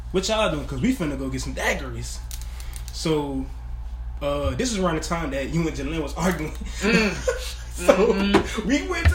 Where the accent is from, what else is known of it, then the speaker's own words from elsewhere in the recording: New Orleans, Louisiana, United States; moved away; I'm from New Orleans, so I got some family down there.